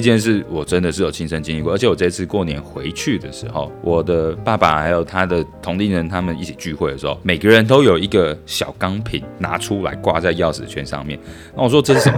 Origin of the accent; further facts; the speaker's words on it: Hsinchu, Taiwan; now in Ho Chi Minh City, Vietnam; 我们老家在新竹